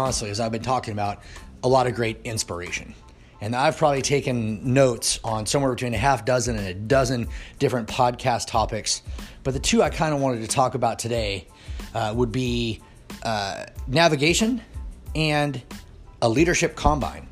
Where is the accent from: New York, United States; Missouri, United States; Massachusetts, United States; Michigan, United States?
Missouri, United States; Kansas City; Kansas City Chiefs, which is my hometown. I've lived there since I was 12 years old